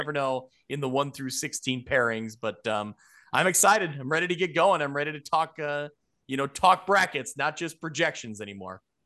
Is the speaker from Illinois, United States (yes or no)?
yes; Ottawa, Illinois, United States; growing up in Ottawa